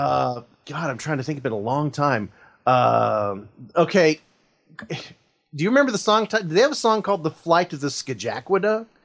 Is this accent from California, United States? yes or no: yes; Oakland, California, United States; I was born in Oakland, raised in the San Francisco Bay Area